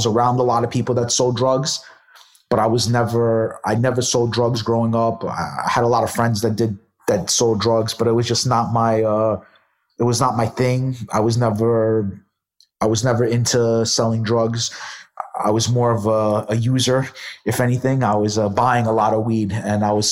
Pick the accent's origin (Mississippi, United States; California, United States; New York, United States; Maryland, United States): New York, United States; New York City; I grew up in Brooklyn